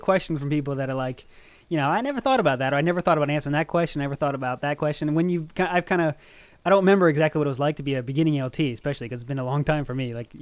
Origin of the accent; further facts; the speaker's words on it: Maryland, United States; moved away as an adult; now in Japan; I was born in Maryland, United States.